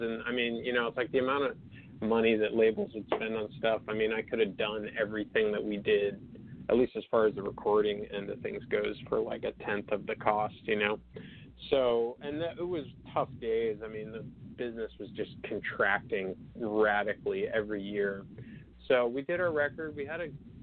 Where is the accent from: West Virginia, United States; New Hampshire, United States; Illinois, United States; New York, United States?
New Hampshire, United States; also born or lived in Boston; I grew up in New Hampshire.